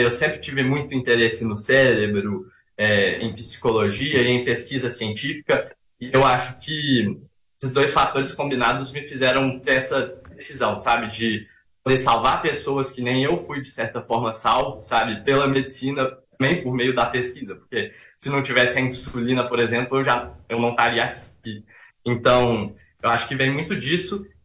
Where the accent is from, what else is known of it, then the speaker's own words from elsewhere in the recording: Belo Horizonte, Minas Gerais, Brazil; eu sou de BH, tenho 19 anos